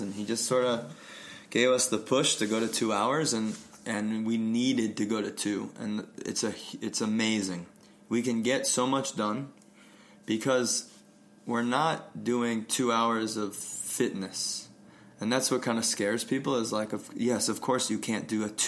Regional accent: Connecticut, United States; moved away as an adult; also born or lived in Vermont / Brooklyn, New York / Steamboat Springs, Colorado; now in Colorado, United States; I grew up in Connecticut.

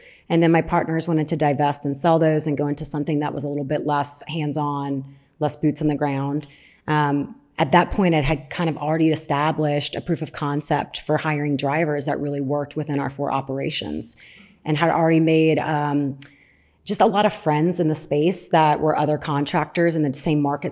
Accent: New Orleans, Louisiana, United States; accent: southern; I'm from New Orleans

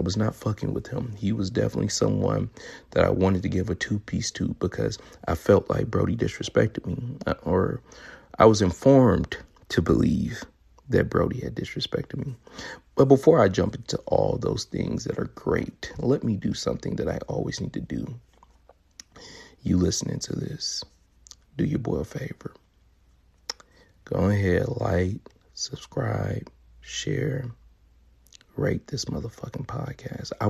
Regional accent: Memphis, Tennessee, United States; moved away; where I'm from, Memphis, Tennessee, to visit my family

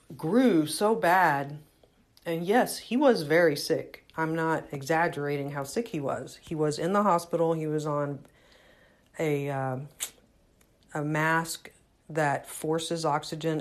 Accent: Houston, Texas, United States; moved away; I was raised in Houston.

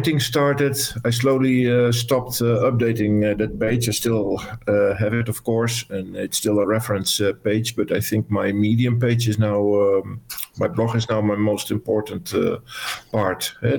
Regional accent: Netherlands; I'm from the Netherlands

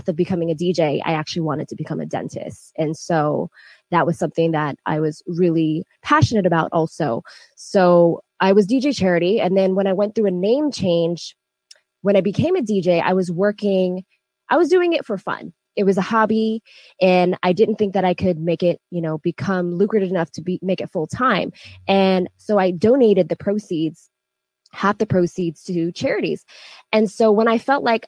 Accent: Northern Virginia, United States; also born or lived in Texas; I actually was born in Texas and raised in Virginia

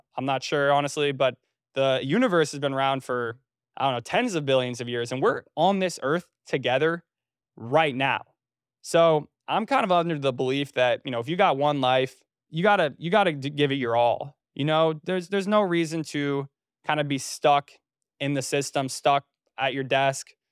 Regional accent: North Carolina, United States; also born or lived in Trenton, New Jersey / New York City; I was born in New Jersey. Uh, I was initially a Jersey boy, born in Trenton, and then I moved to North Carolina when I was almost nine years old. So I grew up in North Carolina

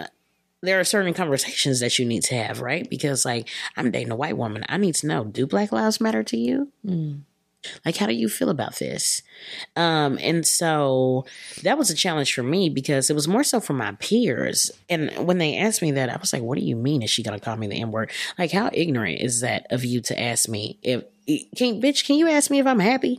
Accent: Keller, Texas, United States; I'm from Texas

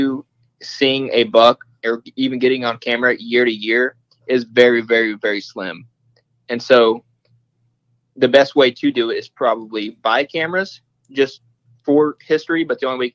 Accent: Oklahoma, United States; we're from Oklahoma

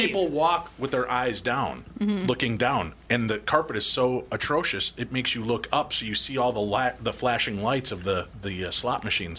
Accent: Chicago, Illinois, United States; I'm from Chicago. I grew up in Chicago. I come here and it is like the people that live here have got Alzheimer's

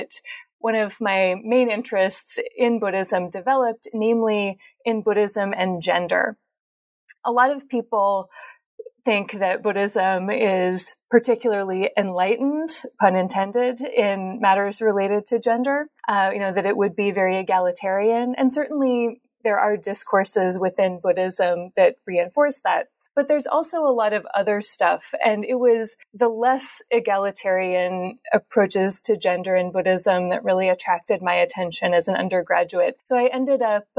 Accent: Eugene, Oregon, United States; I grew up in Eugene, Oregon

